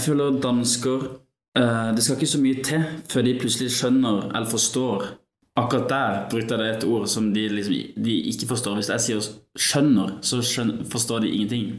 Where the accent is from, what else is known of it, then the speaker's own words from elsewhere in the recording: Kristiansand, Agder, Norway; jeg er fra Kristiansand, så jeg ligger ganske nærme Danmark